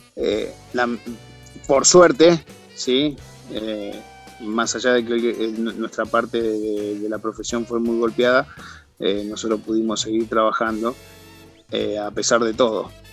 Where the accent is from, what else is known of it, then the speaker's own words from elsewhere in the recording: San Pedro, Buenos Aires Province, Argentina; now in Mendoza, Argentina; Comencé a los 12 años en la ciudad de San Pedro, provincia de Buenos Aires, en donde soy oriundo, o de donde soy oriundo